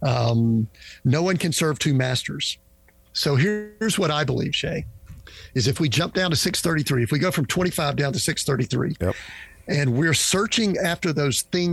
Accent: Georgia, United States; I'm from Georgia

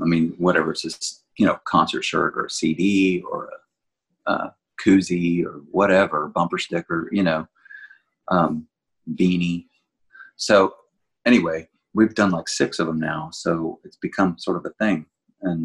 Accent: Houston, Texas, United States; moved away as an adult; now in Nashville, United States; I really greatly miss Texas. I grew up in Houston

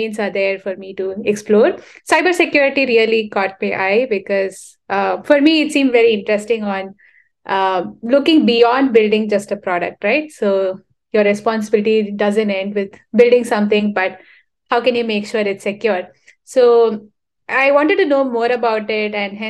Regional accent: Chennai, Tamil Nadu, India; So I come from Chennai. It's in the southern part of India, a really hot, scorching place.

